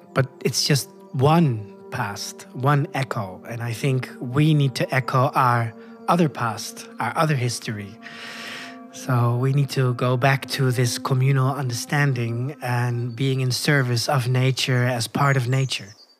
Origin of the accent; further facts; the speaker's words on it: Koedijk, North Holland, Netherlands; moved away as an adult; now in Chile; I was born in the northern part of the Netherlands, uh, in a very rural area in a small village called Koedijk